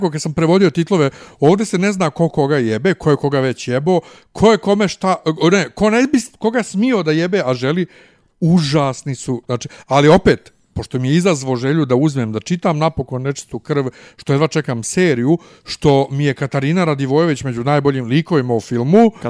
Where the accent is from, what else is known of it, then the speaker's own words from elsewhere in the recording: Bosnia & Herzegovina; moved away; also born or lived in Germany; kod nas u Bosni